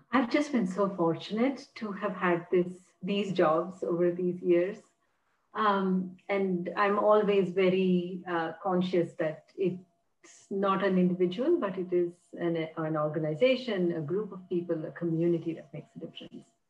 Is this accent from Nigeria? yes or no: no; India; moved away as an adult; now in United States; where I grew up in India